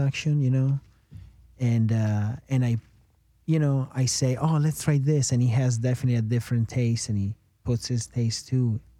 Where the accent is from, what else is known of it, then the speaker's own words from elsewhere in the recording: Reggio Emilia, Emilia-Romagna, Italy; English is a second language; moved away as an adult; now in United States; I am not an English speaker, as you can tell. I'm born and raised in Italy